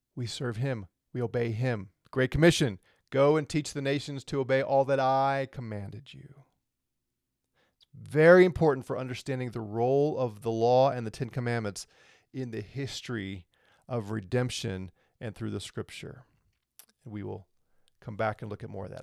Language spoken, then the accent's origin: English; St. Louis, Missouri, United States; I'm a natural born U S citizen, born in Saint Louis, Missouri. I live here in America